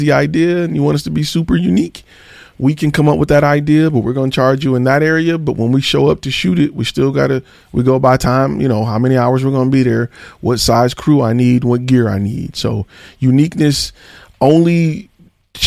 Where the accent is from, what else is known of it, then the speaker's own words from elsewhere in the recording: Detroit, Michigan, United States; I'm from Detroit.